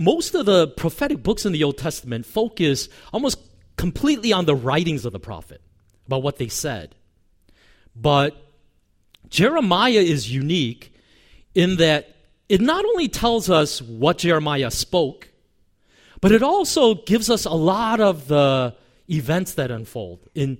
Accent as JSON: {"language": "English", "country": "South Korea", "tie": "born there", "said": "I was born in Korea to a father."}